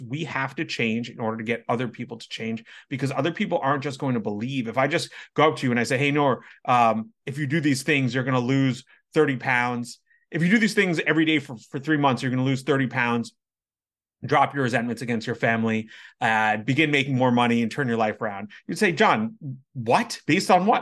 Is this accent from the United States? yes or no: yes; United States